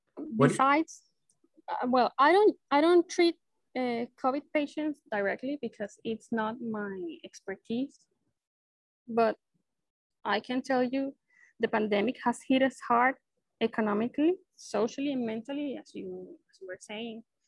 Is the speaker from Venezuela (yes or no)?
yes; Maracay, Aragua, Venezuela; I was born and raised here in Venezuela. So I've been living here in Maracay my whole life.